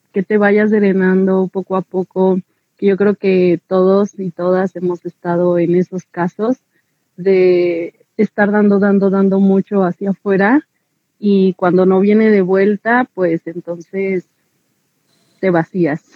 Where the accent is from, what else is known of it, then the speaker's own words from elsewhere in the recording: Mexico; como mexicanas